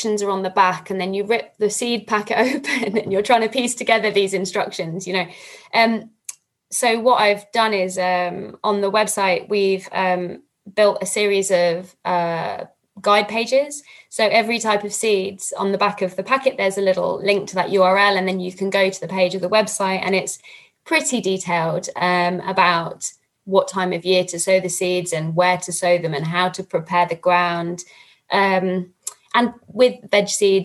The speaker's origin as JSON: {"language": "English", "region": "London", "country": "United Kingdom", "moved": "yes", "lives_now": "Scotland, United Kingdom", "said": "I come from London and a very built up part of London, when I first moved to Scotland"}